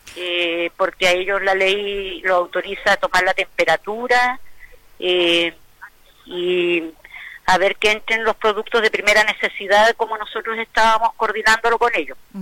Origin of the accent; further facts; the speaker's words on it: Quinchao Island, Los Lagos, Chile; nuestra isla